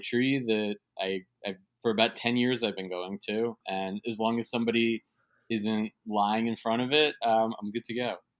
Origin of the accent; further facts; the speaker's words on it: New York City, New York, United States; born and raised in New York City and I live in Midtown